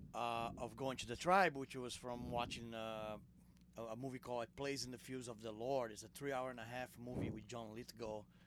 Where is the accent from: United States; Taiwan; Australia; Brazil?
Brazil; English is a second language; We're all from Brazil